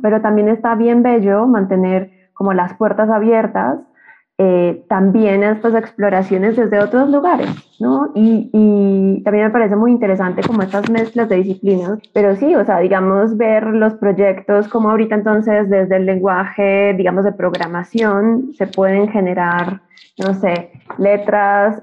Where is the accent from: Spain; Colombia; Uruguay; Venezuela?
Colombia; moved away as an adult; now in Mexico City, Mexico; soy una colombiana que vive en Ciudad de México y me vine a estudiar acá la maestría